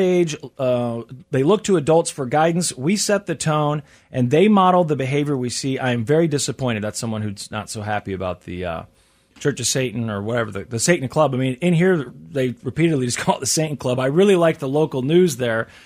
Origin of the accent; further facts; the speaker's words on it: Midwest, United States; I'm from the Midwest